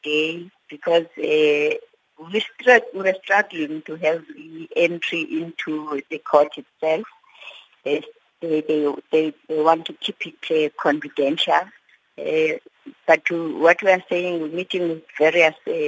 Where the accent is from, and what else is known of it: South Africa